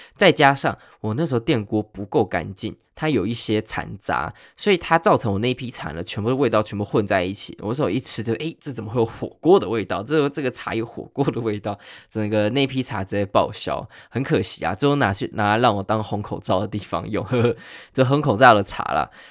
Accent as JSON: {"language": "Chinese", "country": "Taiwan", "said": "我们台湾人"}